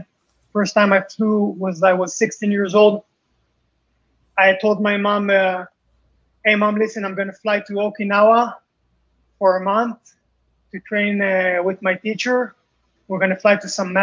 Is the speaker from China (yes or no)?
no; Israel; also born or lived in Paris, France; I came to Israel from France. I was born in Paris. And some kids, you know, would laugh about my accent